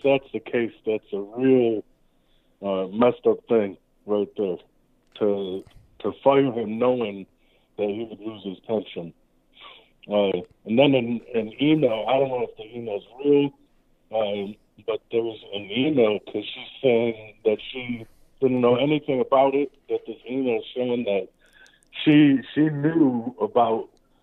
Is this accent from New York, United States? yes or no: yes; Rochester, New York, United States; I am from Rochester, New York.